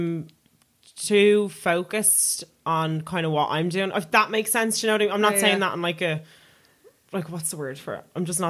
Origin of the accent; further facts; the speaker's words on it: Dublin, Leinster, Ireland; And I was like, I'm from North Dublin.